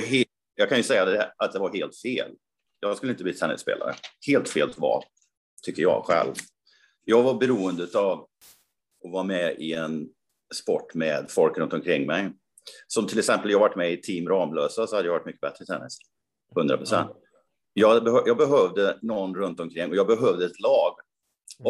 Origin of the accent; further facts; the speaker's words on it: Karlstad, Värmland, Sweden; min hemstad då, Karlstad.